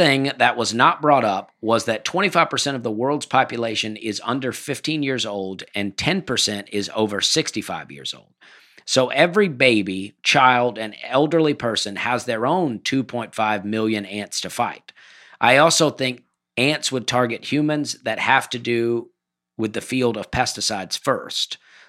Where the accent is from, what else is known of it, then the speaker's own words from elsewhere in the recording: Florida, United States; Growing up in Florida, we knew going in the water wasn't going to save you.